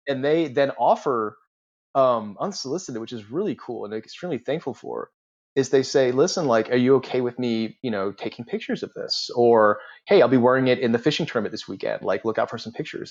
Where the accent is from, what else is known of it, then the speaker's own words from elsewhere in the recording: Charleston, United States; I'm from the Charleston area